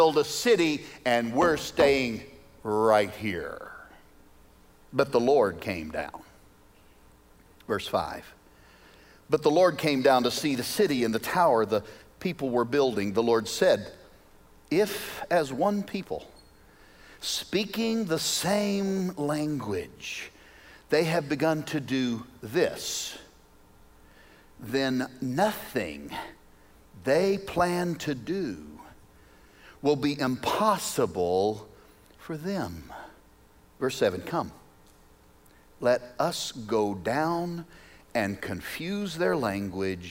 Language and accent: English; Arkansas, United States; now in Wichita, United States; I'm originally from Arkansas